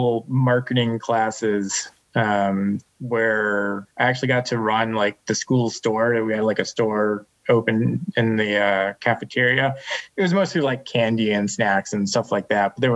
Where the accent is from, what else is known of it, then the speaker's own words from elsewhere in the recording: Western Massachusetts, United States; I grew up in Western Massachusetts.